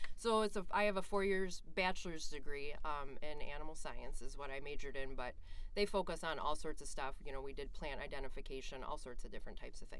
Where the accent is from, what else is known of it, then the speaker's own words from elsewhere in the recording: northeast of Cleveland, Ohio, United States; moved away as an adult; also born or lived in Bozeman, Montana; now in Minnesota, United States; I grew up in Ohio, northeast of Cleveland, mm-hmm. and I grew up on a dairy farm. It's a century farm out in Ohio, so my family's been in the farming business pretty much forever.